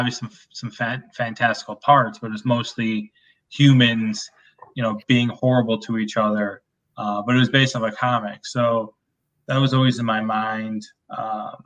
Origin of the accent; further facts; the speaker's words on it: upper Midwest, United States; it's like a very Midwest thing, like upper Midwest